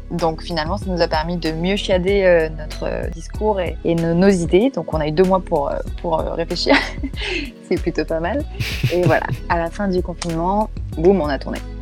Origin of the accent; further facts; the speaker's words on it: Réunion; moved away; je suis rentrée chez moi à La Réunion pour pouvoir justement profiter un petit peu de, mes proches, faire un retour aux sources